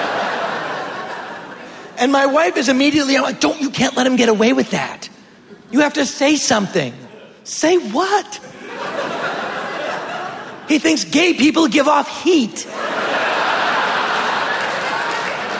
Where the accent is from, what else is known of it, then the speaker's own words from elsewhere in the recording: Boston area, Massachusetts, United States; now in Los Angeles, United States; I'm from Boston, which is a very liberal, progressive town. It is, you know, near the colleges. And but you go 30 minutes outside of town where I'm really from